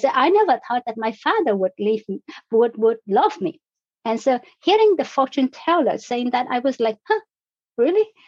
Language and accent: English; Vietnam; now in Canada; I was born in Vietnam. I was born in a different country under different circumstances